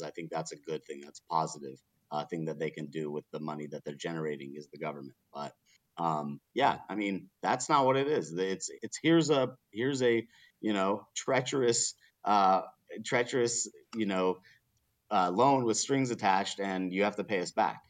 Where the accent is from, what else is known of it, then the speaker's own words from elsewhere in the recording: Colorado, United States; This is my home state